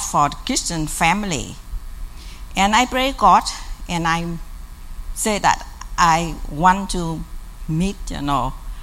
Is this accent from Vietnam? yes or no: yes; South Vietnam, Vietnam; moved away; I come from South Vietnam